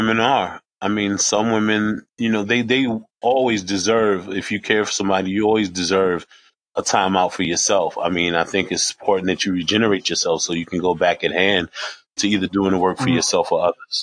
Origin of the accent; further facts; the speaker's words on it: New York City, New York, United States; I'm 52, New York, male, grew up in Harlem.